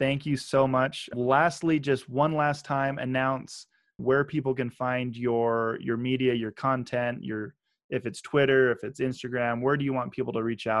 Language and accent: English; Boise, Idaho, United States; moved away; I'm from Boise, and I'm more of a Boise State fan than a BYU fan, but I went to BYU.